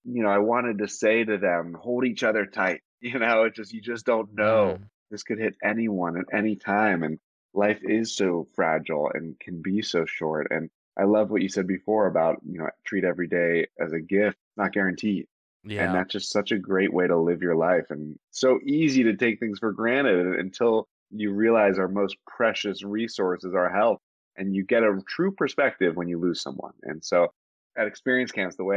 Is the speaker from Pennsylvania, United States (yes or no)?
yes; Pittsburgh, Pennsylvania, United States; moved away as an adult; also born or lived in Atlanta / New York; Grew up in Pittsburgh, PA